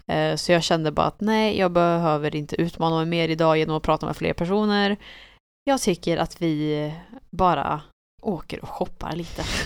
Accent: Sweden; vi var från Sverige

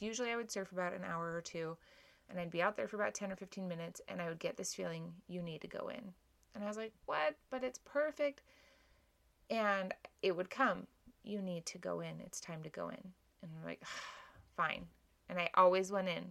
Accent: Hawaii, United States; moved away; When I was growing up in Hawaii

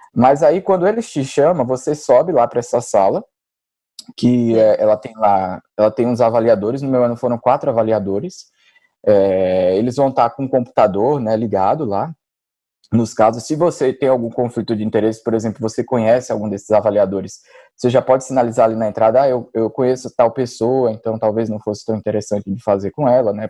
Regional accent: Maceió, Alagoas, Brazil; moved away as an adult; now in São Paulo, Brazil; eu sou natural de Maceió, na verdade. Eu acabei vindo para São Paulo para fazer residência e continuei aqui.

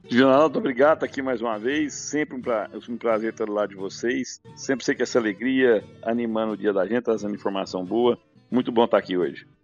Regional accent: Rio Verde, Goiás, Brazil; eu sou de Rio Verde

